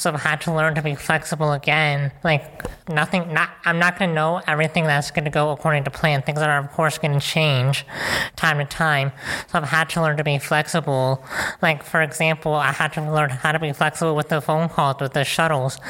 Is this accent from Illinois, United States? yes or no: yes; Chicago, Illinois, United States; I'm from Chicago, Illinois